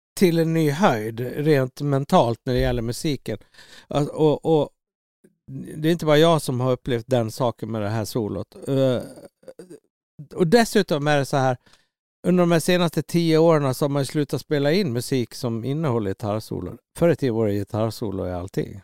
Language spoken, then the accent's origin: Swedish; Orsa, Dalarna County, Sweden; moved away as an adult; also born or lived in Gothenburg; när jag växte upp i Orsa